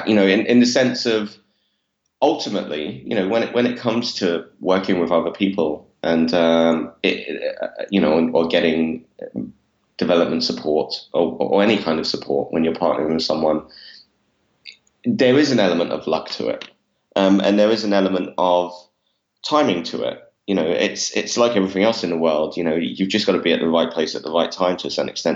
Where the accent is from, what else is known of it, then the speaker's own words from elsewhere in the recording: London, United Kingdom; I grew up in East London, which I'm not sure if my accent gives away or not. But I grew up in Walthamstow in East London